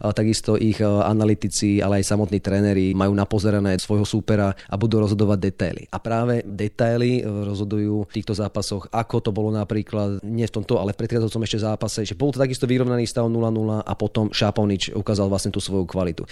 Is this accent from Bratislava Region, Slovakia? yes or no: yes; Bratislava, Bratislava Region, Slovakia; Ja pochádzam z Bratislavy